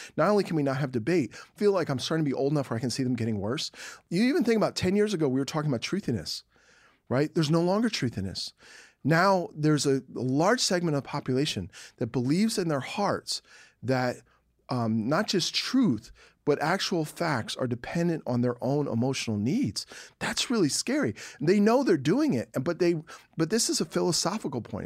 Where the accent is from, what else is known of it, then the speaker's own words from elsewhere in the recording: Philadelphia, Pennsylvania, United States; moved away as an adult; now in Texas, United States; the guys I grew up with in Philly